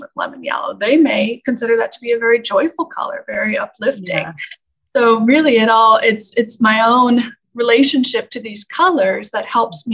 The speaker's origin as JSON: {"language": "English", "country": "Canada", "tie": "born or raised there", "said": "I grew up in Canada"}